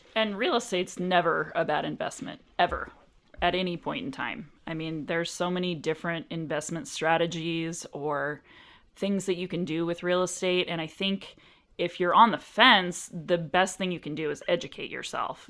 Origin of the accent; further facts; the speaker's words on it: Anchorage, Alaska, United States; moved away as an adult; also born or lived in Washington State; now in Arizona, United States; I was born and raised in Anchorage, Alaska